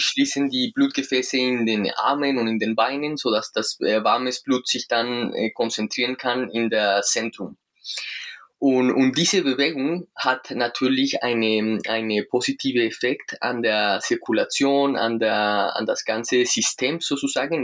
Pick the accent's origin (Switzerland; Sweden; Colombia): Colombia; German is a second language; now in Munich, Germany; ich komme aus Südamerika, aus Kolumbien. Wir, wir kennen da keinen Winter